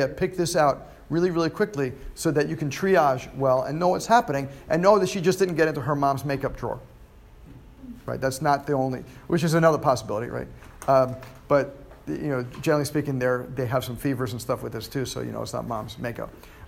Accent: New York, United States; moved away; New York. I'm from New York. It's fifths disease. Yeah, I did. But I've been down here for almost 18 years, so I'm starting to lose that.

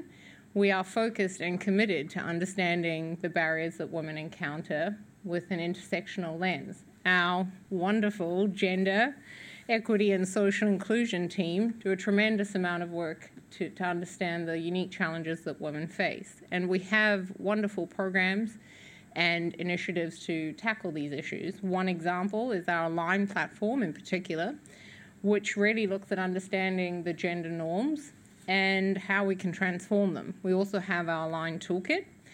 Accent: New Zealand; being a New Zealander and a former UN Women colleague

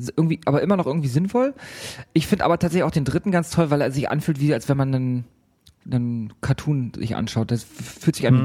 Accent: Hamburg, Germany; bei uns in Hamburg

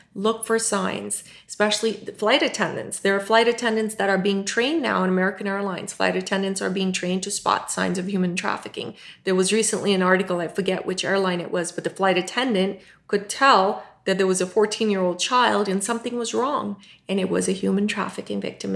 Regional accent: Pakistan; moved away; born in Pakistan, uh, raised Muslim

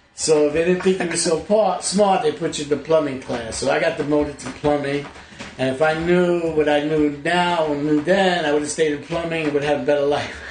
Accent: New York City, New York, United States; also born or lived in Brooklyn / Flushing, Queens; I was born in Brooklyn, raised in the Bronx

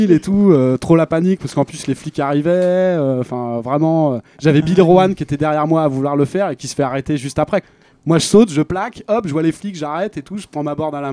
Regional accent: France; j'étais français.

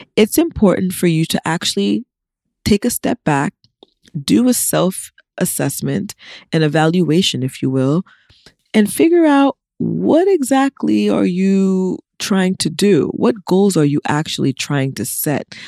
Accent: United States; I'm an American that was born here

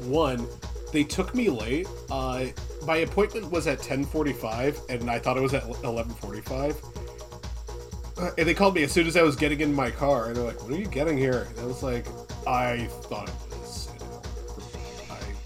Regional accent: Poolesville, Maryland, United States; moved away; also born or lived in Rhode Island; I was born in Rhode Island. I grew up in Poolsville, Maryland.

